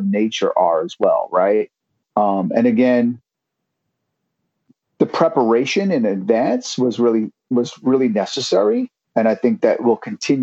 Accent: New York City, New York, United States; now in Bay Area, United States; growing up in New York City and in Brooklyn, especially

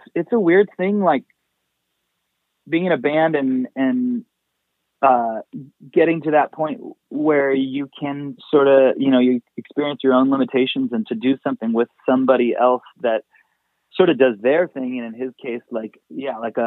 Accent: Anaheim, California, United States; also born or lived in Whittier / Long Beach / Fullerton; now in Los Angeles, United States; I grew up mostly in Anaheim

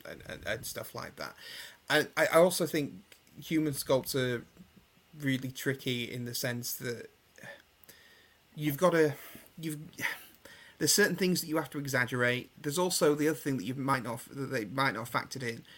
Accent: England, United Kingdom; I'm obviously English

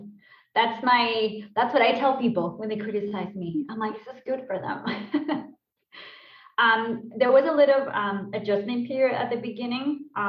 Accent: Albacete, Castilla-La Mancha, Spain; English is a second language; moved away as an adult; also born or lived in Utrera; I was born in Spain. My parents are from Malaga, but then I moved to Albacete straight away as a baby. And I lived there for about 11 years. And then I moved south to Utrera, like a small town outside of Sevilla

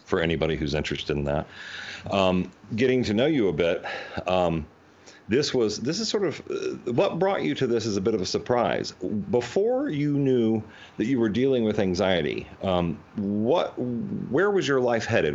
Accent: North Carolina, United States; now in Los Angeles, United States; when I moved away from North Carolina, where I grew up

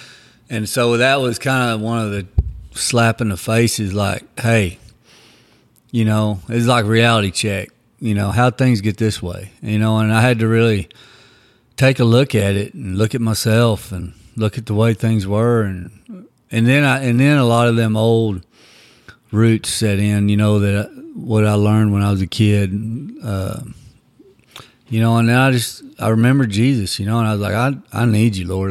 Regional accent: Texas, United States; also born or lived in Oklahoma; I actually grew up in Texas. I was born in Oklahoma, and then we left when I was young and grew up in Texas

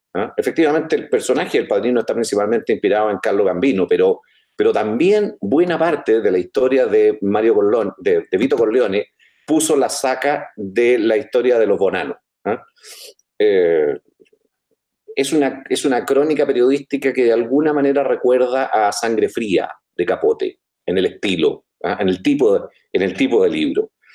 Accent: Chile

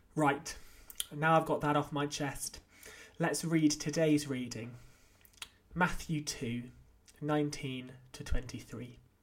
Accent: North Wales, United Kingdom; also born or lived in Oxford; now in Winchester, United Kingdom; I grew up in North Wales, despite being born in Oxford and my family coming from neither Wales or the North.

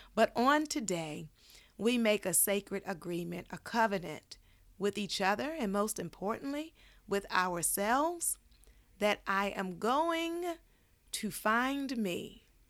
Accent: Baltimore, Maryland, United States; now in Los Angeles, United States; I grew up in Baltimore

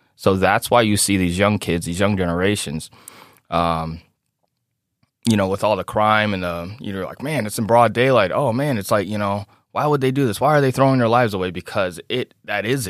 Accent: Chicago, Illinois, United States; now in Davenport, United States; growing up in South Chicago

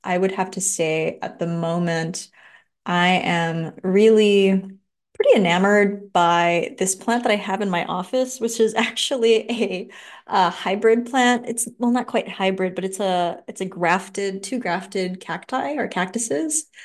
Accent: Los Angeles, California, United States; now in Santa Cruz, United States; I grew up in Los Angeles, right by downtown L

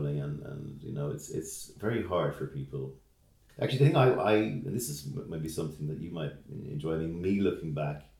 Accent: Ireland; being Irish

